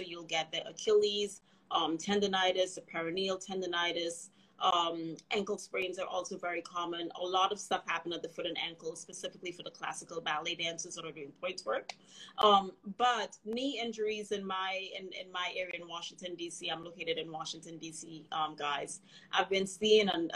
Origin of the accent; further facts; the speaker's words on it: Trinidad & Tobago; now in United States; I grew up in Trinidad and Tobago.